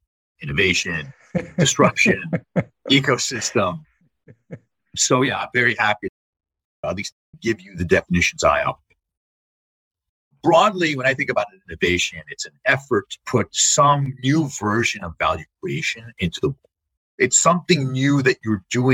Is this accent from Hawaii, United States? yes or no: no; the New York area, United States; I grew up in the New York area